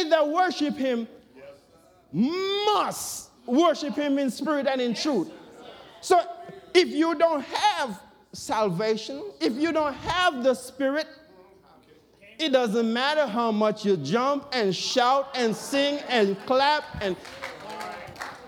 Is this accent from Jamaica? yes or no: yes; Jamaica; now in United States; me born, growing up in Jamaica and come to the U.S.